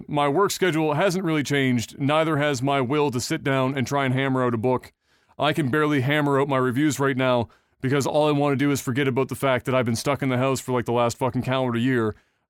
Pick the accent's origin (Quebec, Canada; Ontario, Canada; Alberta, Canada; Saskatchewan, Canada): Quebec, Canada; I'm from Quebec, so we're not in a totally different world either.